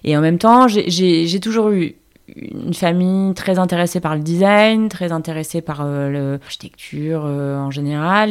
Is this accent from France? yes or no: yes; Marseille, Provence-Alpes-Côte d'Azur, France; moved away as an adult; also born or lived in Paris; j'ai grandi euh, dans le 8